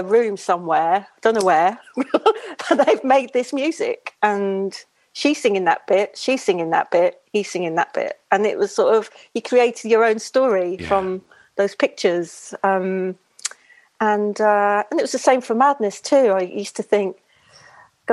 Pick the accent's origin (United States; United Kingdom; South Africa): United Kingdom; London; growing up in Shepherd's Bush in London, West London